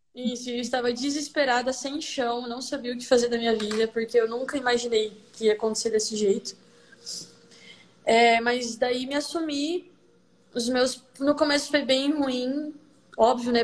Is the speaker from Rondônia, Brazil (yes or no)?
yes; Vilhena, Rondônia, Brazil; sou nascida aqui em Vilhena, Rondônia